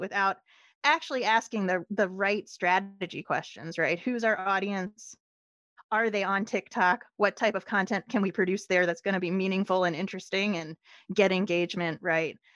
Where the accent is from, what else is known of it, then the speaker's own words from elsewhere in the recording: Philadelphia, Pennsylvania, United States; moved away; I am from Philadelphia originally